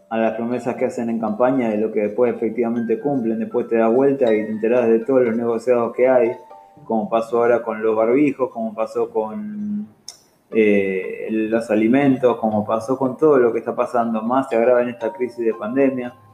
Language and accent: Spanish; Argentina; siento que como argentino